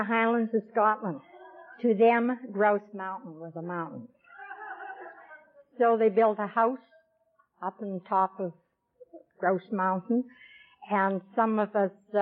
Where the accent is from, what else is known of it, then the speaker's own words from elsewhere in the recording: Vancouver, British Columbia, Canada; now in Campbell River, Canada; I'm from Campbell River. I was born in Vancouver, but I moved up to Campbell River about 17 years ago, and that's on Vancouver Island